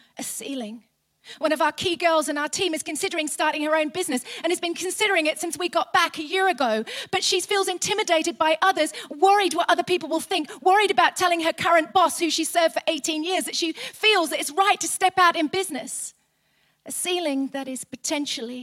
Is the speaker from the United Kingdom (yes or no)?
yes; England, United Kingdom; We're very English.